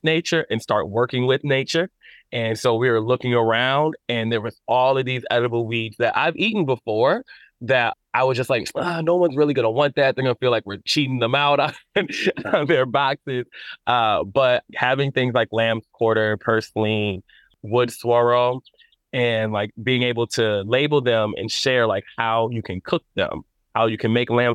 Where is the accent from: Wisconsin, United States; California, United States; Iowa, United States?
Wisconsin, United States; Madison; My family owns farms in Mississippi, have land down there. But I never grew up on it. I grew up here in Madison.